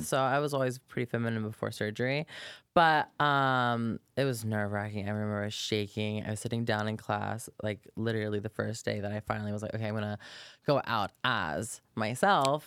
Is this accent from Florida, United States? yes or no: yes; Polk County, Florida, United States; moved away; I'm from Florida originally. Actually, grew up on a farm